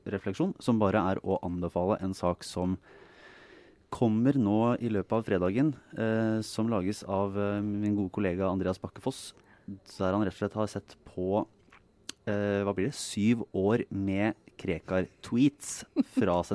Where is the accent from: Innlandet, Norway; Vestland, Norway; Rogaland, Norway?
Vestland, Norway; Bergen; Den harde, harde bergensmiljøet. Jeg sto på et busskur der jeg vokste opp.